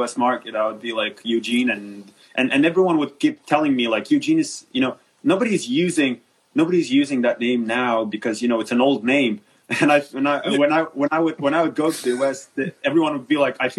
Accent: Moldova; I came back to Moldova, where I'm originally from

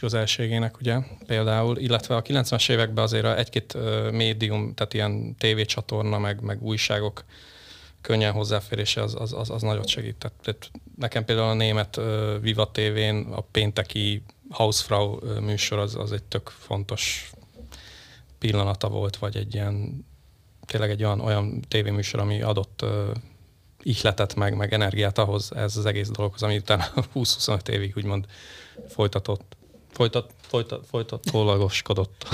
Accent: Sopron, Győr-Moson-Sopron, Hungary; also born or lived in Budapest; én ugye Budapesten születtem, ö, nyolcvankettőben, sajnos most kiderült, hogy negyven vagyok, akkor három éves, három évesen költöztünk, ö, családommal, ö, Sopronba, és onnantól kezdve ugye ott éltünk, élünk

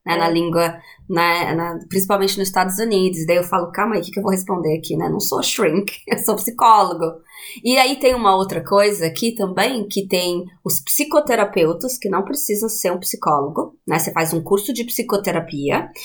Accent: Juquiá, São Paulo, Brazil; moved away as an adult; also born or lived in Sorocaba / Londrina; now in Dublin, Ireland; então eu sou de Sorocaba, mas eu vivi em Juquiá, né, no Vale do Ribeira por muito tempo, assim, quase né, uma vida inteira

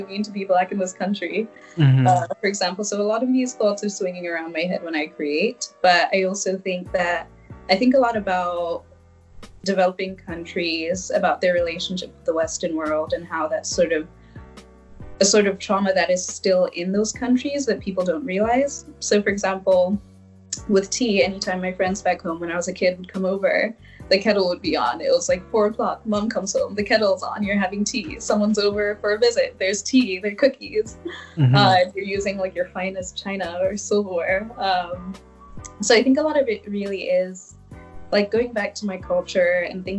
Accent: Lesotho; now in Chicago, United States; So I grew up in South Africa in a tiny country called Lesotho, which is totally landlocked by South Africa.

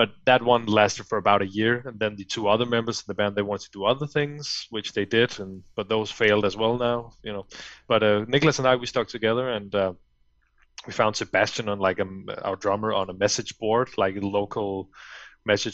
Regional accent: Fredericia, Southern Denmark, Denmark; English is a second language; moved away as an adult; now in Copenhagen, Denmark; I live in the capital city now, Copenhagen. But back then, I lived in well, in my hometown called Fredericia

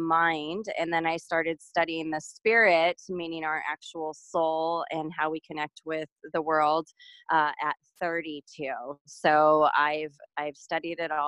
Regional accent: San Diego, California, United States; I grew up in San Diego, California

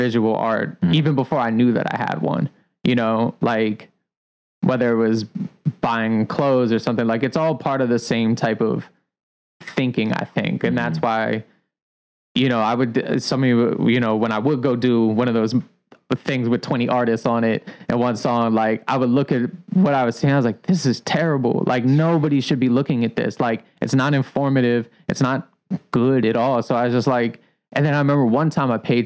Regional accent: Columbia, Maryland, United States; now in Baltimore, United States; I'm from Columbia, Maryland.

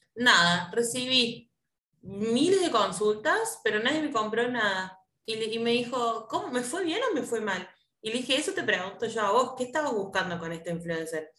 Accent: Córdoba, Argentina; nosotros somos de Córdoba

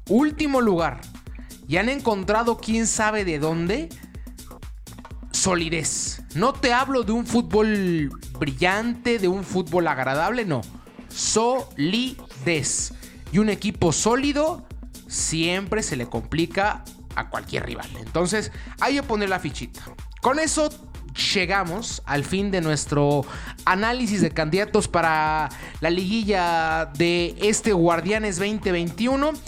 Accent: Mexico

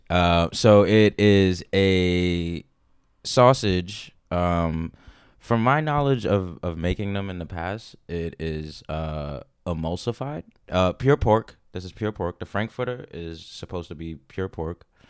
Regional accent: New York City, New York, United States; growing up in New York City, spent a lot of time in public parks

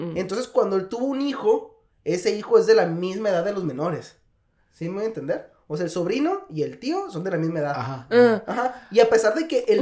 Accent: northern Mexico, Mexico; now in South Korea; soy mexicano y a huevo, y del norte

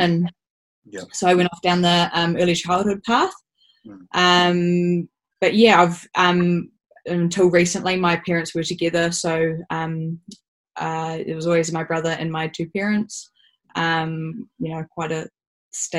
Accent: Auckland, New Zealand; I'm from Auckland. Was very fortunate to grow up in on the North Shore, in a suburb

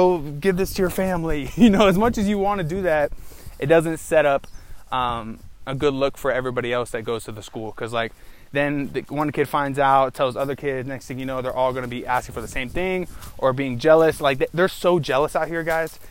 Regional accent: United States; as an American

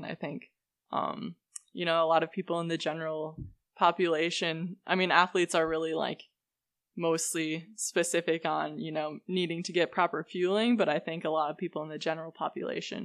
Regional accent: Amery, Wisconsin, United States; moved away as an adult; now in Boulder, United States; Ellsworth is like probably an hour from my hometown

